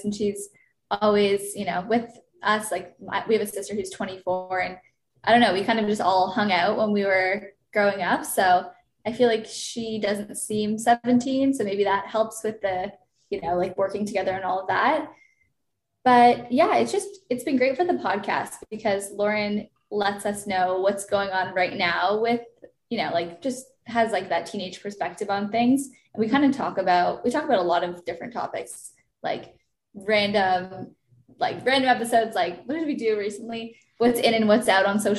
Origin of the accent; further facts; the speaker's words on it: Toronto, Ontario, Canada; moved away as an adult; now in Los Angeles, United States; I'm 26 years old. I'm from Toronto